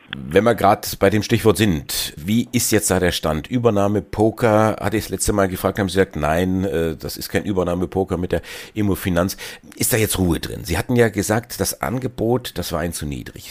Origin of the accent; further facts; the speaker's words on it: Germany; bei uns in Deutschland